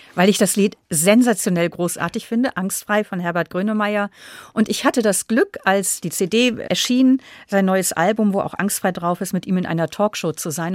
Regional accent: Northern Germany, Germany; moved away as an adult; also born or lived in Munich, Germany; now in Austria; als Norddeutsche

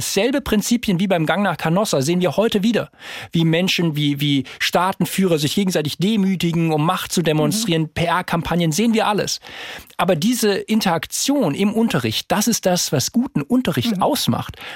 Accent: Darmstadt, Hesse, Germany; Ich bin jetzt in Darmstadt geboren

